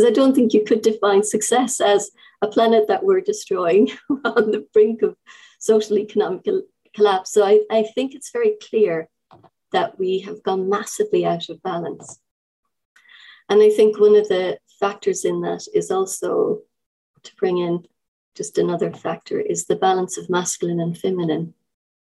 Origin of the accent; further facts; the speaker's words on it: Ireland; now in United Kingdom; I'm an Irish person living in the UK.